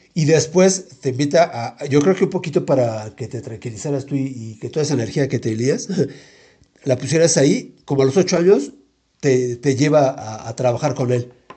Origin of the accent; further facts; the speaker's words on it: Mexico City, Mexico; yo vivía ahí, pero en la colonia de Santo Tomás, pero muy pegada a la colonia Popotla. Y no sé si viste ahí enfrentito del árbol de la noche triste y la primaria ahí estuve yo